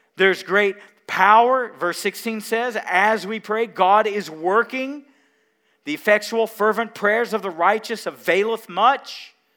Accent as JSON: {"language": "English", "town": "Mount Carmel", "region": "Tennessee", "country": "United States", "tie": "born or raised there", "said": "I grew up in Mount Carmel, Tennessee"}